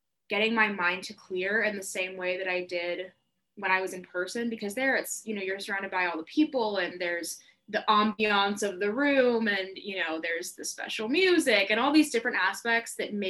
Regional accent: Atlanta, Georgia, United States; moved away as an adult; now in Boston, United States; I'm from Atlanta, Georgia, which is a pretty big part of my personality and my identity

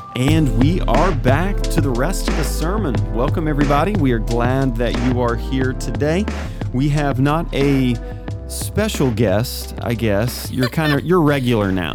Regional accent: Kennett, Missouri, United States; my hometown of Kennett and the farmers.

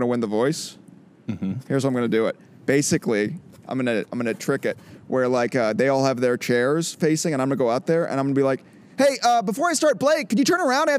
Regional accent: Missouri, United States; I'm from Missouri

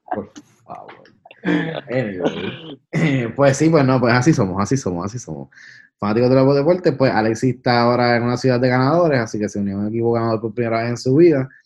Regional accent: Puerto Rico; los tres somos boricuas

